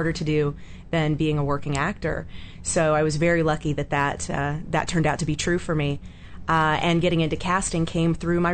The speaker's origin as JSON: {"language": "English", "town": "Atlanta", "region": "Georgia", "country": "United States", "tie": "born or raised there", "moved": "yes", "lives_now": "Los Angeles, United States", "said": "I grew up in Atlanta, Georgia"}